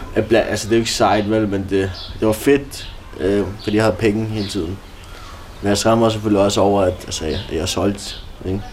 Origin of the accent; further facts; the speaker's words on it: Denmark; jeg var dansker. Jeg var en af de eneste danskere på skolen